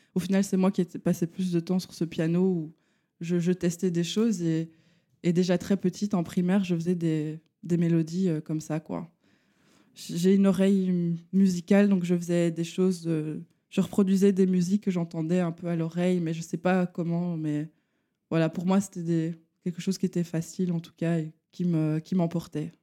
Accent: Charleroi, Wallonia, Belgium; je viens de la région de Charleroi. Je suis Carolo

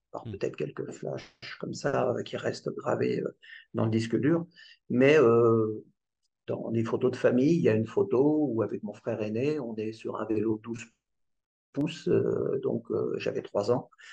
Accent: Aubergenville, Île-de-France, France; j'ai grandi en 78 à Elisabethville, entre les Mureaux et Mantes-la-Jolie

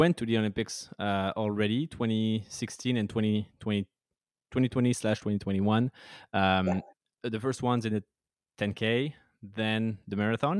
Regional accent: Montpellier, Occitania, France; English is a second language; Montpellier, which is my hometown in France

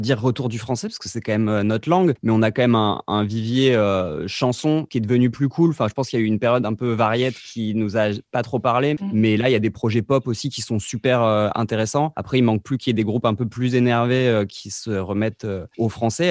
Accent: Vercors, Auvergne-Rhône-Alpes, France; nous, on vient de petits villages du Vercors dans la montagne.

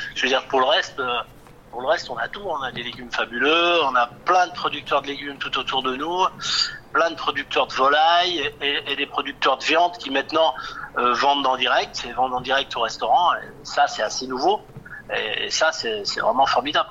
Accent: Bourgoin-Jallieu, Auvergne-Rhône-Alpes, France; now in Saint-Savin, France; Je suis natif de Bourgoin

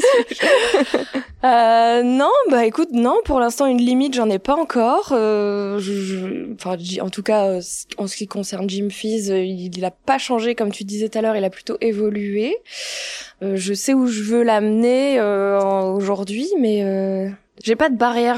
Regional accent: Tourcoing, Hauts-de-France, France; je suis née à Tourcoing

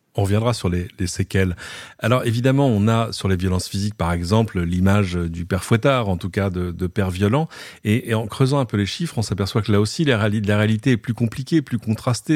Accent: France; chez nous en France

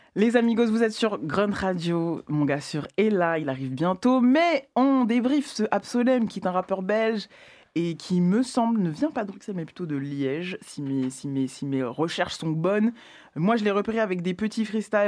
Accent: Val-de-Marne, Île-de-France, France; de là où j'ai grandi, donc euh, Val-de-Marne

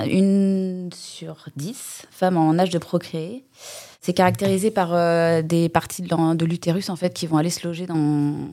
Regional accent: Rennes, Brittany, France; moved away as an adult; now in Les Sables-d'Olonne, France; je suis née à Rennes, donc rien à voir. Et j'ai commencé à faire des saisons en 2008 en Vendée. Et du coup, je me suis installée au sable en 2015

